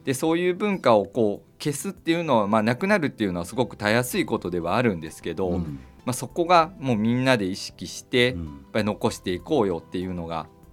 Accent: Himeji, Hyogo, Japan; now in Tokoname, Japan; 私があの実はまあ、兵庫県出身なんですけど、はい、姫路という町で、はい、えー、育ちまして

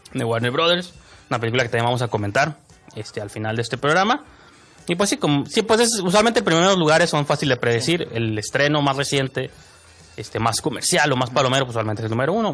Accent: Tijuana, Baja California, Mexico; nosotros como tijuanenses que vemos la serie, todos sus defectos, porque como somos de Tijuana

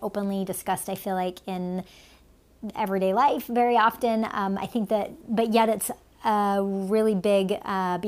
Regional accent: United States; born or raised there; also born or lived in Finland

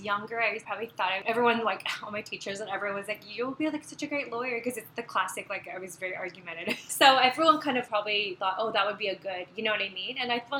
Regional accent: Canada; moved away as an adult; also born or lived in Seoul, South Korea / England; now in Los Angeles, United States; I was born in Korea. Mm-hmm. I was born in Seoul, and I actually moved to LA when I was like 4, but then I only lived here for a few years, and I grew up mostly in Canada.

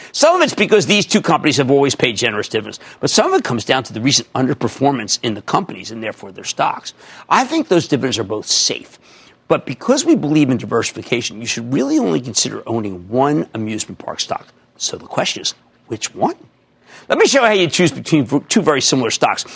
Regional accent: New Jersey, United States; my home state of New Jersey

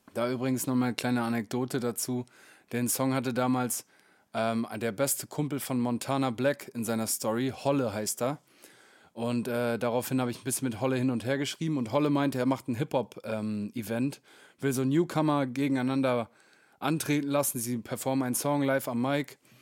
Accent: Meppen, Lower Saxony, Germany; in den Kneipen meiner Heimatstadt

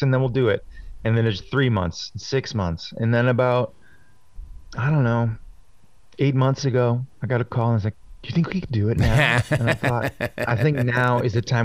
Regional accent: Boston, Massachusetts, United States; I'm from Boston

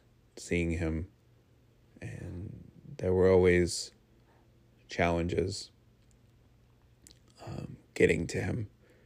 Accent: Connecticut, United States; every house in Connecticut where we grew up in Southern Connecticut, every home that you drive past is a multi-family house.

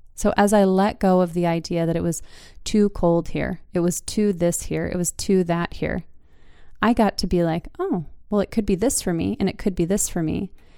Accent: Utah, United States; moved away as an adult; also born or lived in Seattle; now in Wisconsin, United States; growing up in Utah

